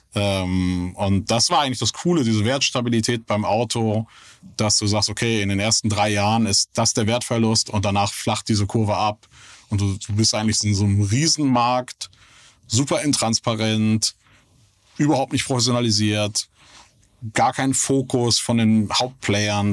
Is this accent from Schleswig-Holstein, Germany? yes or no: yes; Kiel, Schleswig-Holstein, Germany; moved away; also born or lived in Hamburg; Deutschland aufgewachsen, ja. Bin äh, gebürtiger Kieler